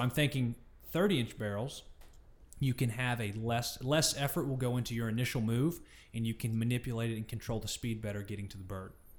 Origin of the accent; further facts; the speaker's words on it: Georgia, United States; we're all three from Georgia.